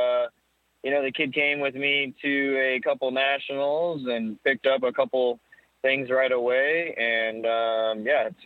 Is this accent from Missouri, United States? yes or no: no; Medina, Ohio, United States; also born or lived in Akron, Ohio; I was born in Medina, Ohio.